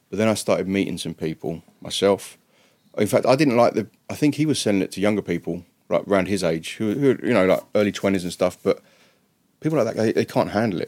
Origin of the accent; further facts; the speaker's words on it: England, United Kingdom; moved away as an adult; also born or lived in Dallas, United States; I'm English